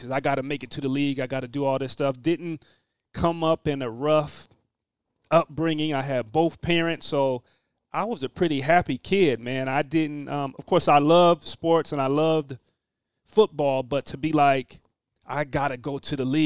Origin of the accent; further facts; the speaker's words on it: Tacoma, Washington, United States; also born or lived in Pullman, Washington; Being from a smaller city, I guess a football city, at Tacoma, Washington